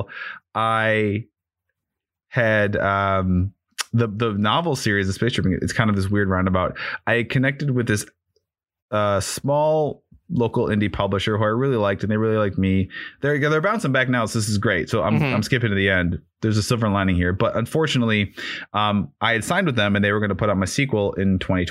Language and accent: English; Chicago, Illinois, United States; moved away; And we're both originally from Chicago. I don't live there anymore, but we're both originally from Chicago.